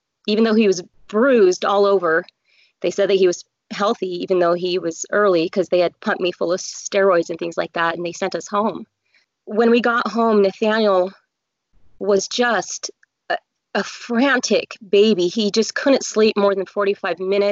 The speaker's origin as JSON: {"language": "English", "region": "Colorado", "country": "United States", "tie": "born or raised there", "moved": "as an adult", "lives_now": "Utah, United States", "said": "I grew up in Colorado"}